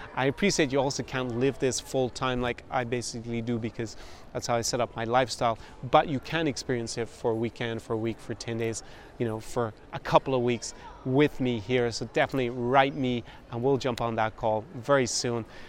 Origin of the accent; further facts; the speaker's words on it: Ireland; first language English; moved away; in my home country of Ireland